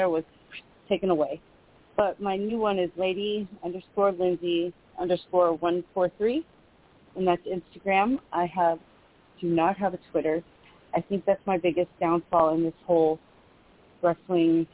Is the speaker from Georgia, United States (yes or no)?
no; Sacramento, California, United States; my hometown in Sacramento